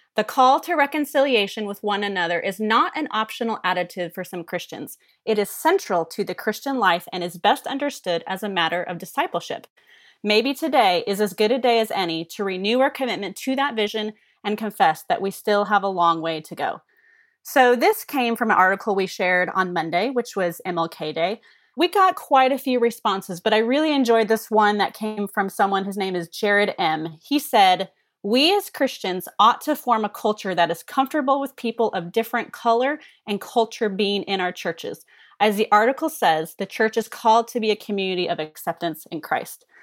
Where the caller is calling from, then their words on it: Kansas City, Missouri, United States; I'm calling from Kansas City, bringing some Midwestern flavor here.